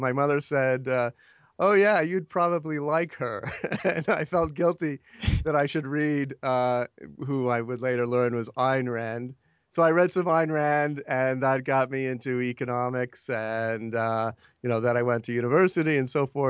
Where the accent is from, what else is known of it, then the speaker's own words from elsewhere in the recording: Canada; Well, I grew up in Canada, actually.